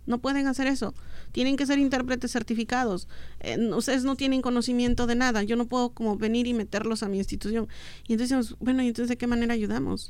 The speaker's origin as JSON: {"language": "Spanish", "region": "Oaxaca", "country": "Mexico", "tie": "born or raised there", "first_language": "Mixtec", "second_language": "Spanish", "moved": "as an adult", "lives_now": "United States", "said": "Yo en mi infancia, donde vivía en Oaxaca, en mi adolescencia, no, nunca había salido de ahí"}